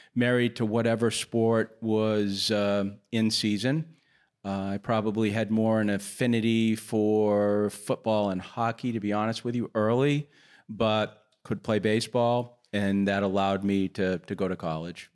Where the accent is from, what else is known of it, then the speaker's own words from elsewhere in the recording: New Hampshire, United States; moved away as an adult; also born or lived in Nashville, Tennessee; I grew up in New Hampshire